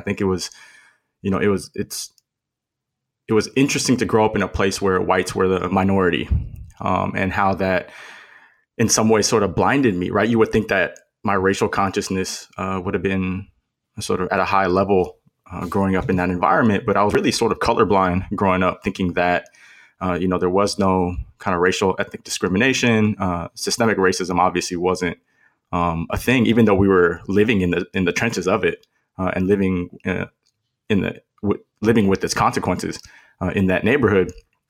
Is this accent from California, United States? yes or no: yes; Los Angeles, California, United States; I'm a second generation Thai American. I was born and raised in Los Angeles, grew up in the East San Fernando Valley, and did my undergrad at the University of Oregon